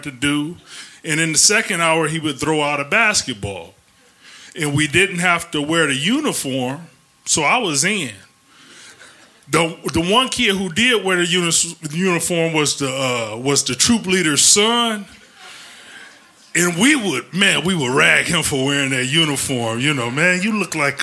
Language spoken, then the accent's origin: English; Ecorse, Michigan, United States; also born or lived in Detroit, Michigan; when my mom left my dad, we moved from Detroit to a suburb called Ecorse